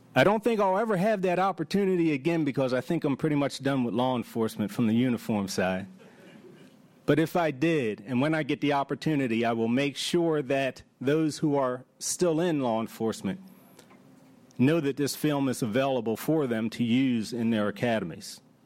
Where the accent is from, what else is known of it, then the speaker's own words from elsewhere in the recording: Baltimore, Maryland, United States; I'm from Baltimore, grew up in Baltimore